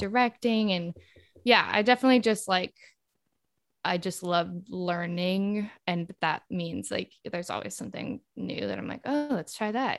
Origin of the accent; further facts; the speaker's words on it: El Dorado Hills, California, United States; also born or lived in Peoria, Illinois; now in New York City, United States; I'm from outside of Sacramento in California